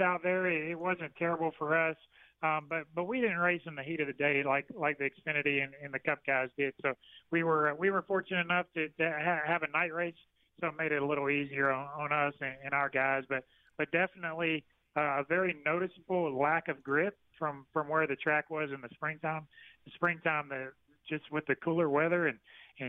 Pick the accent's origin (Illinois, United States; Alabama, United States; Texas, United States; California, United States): Alabama, United States; South; moved away; I grew up in South Alabama